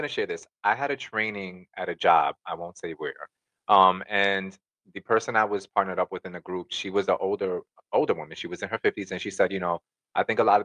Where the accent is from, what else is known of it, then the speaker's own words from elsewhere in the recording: New York, United States; we're from the Bronx